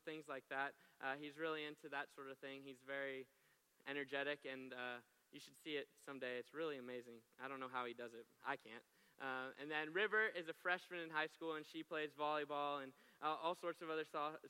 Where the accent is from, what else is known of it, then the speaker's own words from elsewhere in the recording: Florida, United States; moved away as an adult; now in Oklahoma, United States; they live in Florida still. I'm from Florida